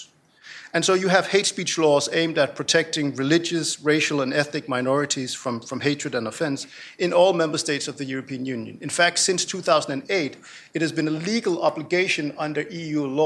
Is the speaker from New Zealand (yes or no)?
no; Denmark; moved away; In my home country, Denmark